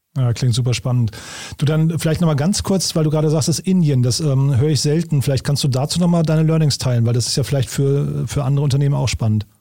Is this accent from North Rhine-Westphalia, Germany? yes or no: no; Hofheim am Taunus, Hesse, Germany; moved away; nach Hofheim in meine Heimatstadt